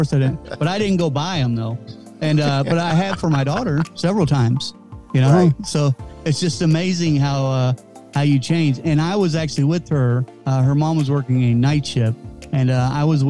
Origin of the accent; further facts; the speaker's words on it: Kentucky, United States; I'm from Kentucky